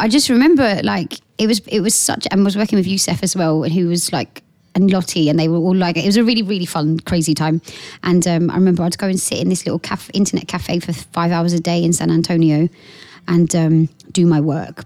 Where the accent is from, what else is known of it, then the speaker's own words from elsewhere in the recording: Portsmouth, South East England, United Kingdom; moved away as an adult; also born or lived in London; I come from Portsmouth, so I was working in Portsmouth